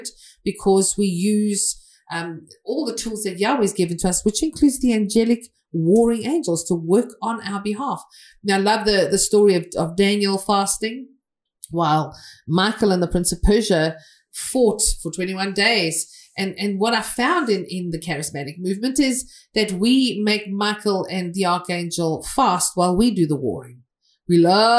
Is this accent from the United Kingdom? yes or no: yes; England, United Kingdom; I'm from England